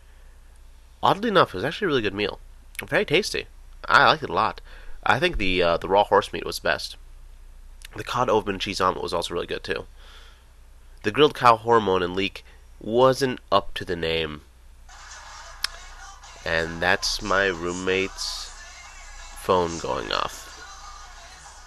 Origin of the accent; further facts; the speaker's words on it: United States; we're big American guys